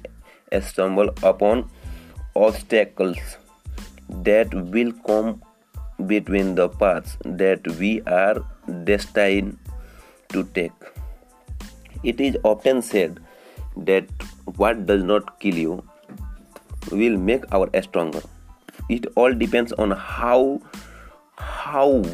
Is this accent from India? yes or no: yes; India; I am from India